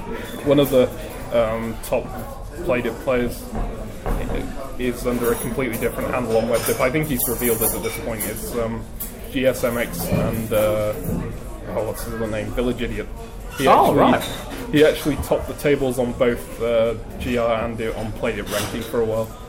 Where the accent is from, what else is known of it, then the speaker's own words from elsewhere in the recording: Manchester, North West England, United Kingdom; accent: southern; now in Glasgow, United Kingdom; I'm actually from Manchester, which you can't really tell from my accent either, but hey, it's just my parents deciding that southern accent sounds better and trying to train me to.